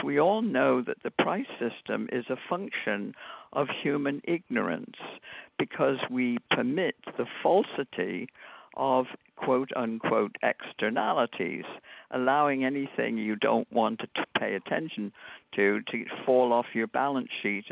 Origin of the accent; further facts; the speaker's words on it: United Kingdom; moved away; I grew up in Britain at a time when it was still